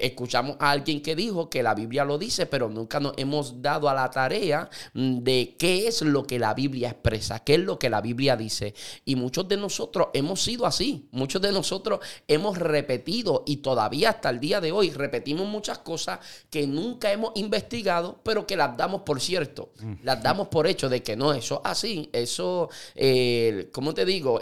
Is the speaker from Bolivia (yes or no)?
no; Puerto Rico; los puertorriqueños tenemos, somos ciudadanos americanos